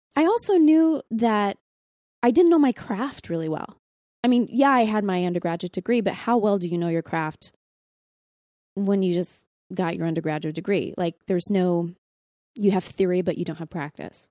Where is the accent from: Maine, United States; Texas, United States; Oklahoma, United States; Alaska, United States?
Texas, United States; I'm from Texas